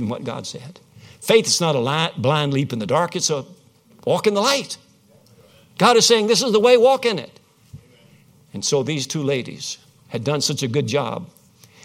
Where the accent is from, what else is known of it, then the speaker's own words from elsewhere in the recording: Winchester, Kentucky, United States; Winchester, Kentucky, my hometown